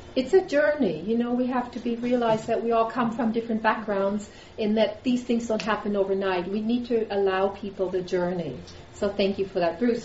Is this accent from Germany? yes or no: yes; Germany; moved away; I grew up in the Lutheran tradition in Germany